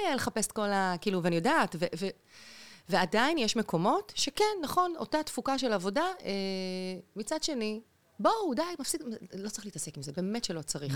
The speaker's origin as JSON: {"language": "Hebrew", "region": "Central District", "country": "Israel", "tie": "born or raised there", "also_born_or_lived": "Beersheba / Lehavim", "said": "אני נולדתי בבאר שבע, אוקיי. אבל בגיל יחסית, כשאני הייתי ככה בסביבות, לא יודעת, שבע כזה, שמונה, המשפחה עברה למרכז הארץ, גרנו שם המון שנים"}